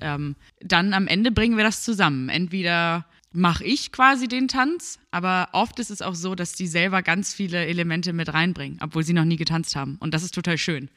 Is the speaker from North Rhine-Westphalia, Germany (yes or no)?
no; Börnsen, Schleswig-Holstein, Germany; now in Bergedorf, Germany; ich bin 26 Jahre alt und wohne in Bergedorf. Aufgewachsen bin ich aber in Börnsen.